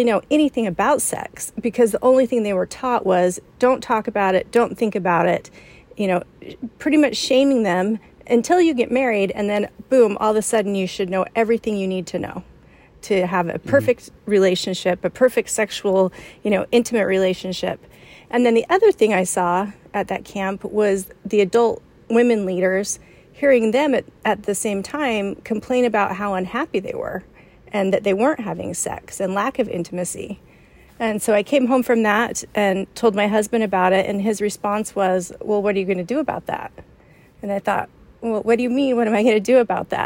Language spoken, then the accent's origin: English; Provo, Utah, United States; moved away as an adult; now in San Antonio, United States; I grew up in Provo, Utah, which is where Brigham Young University is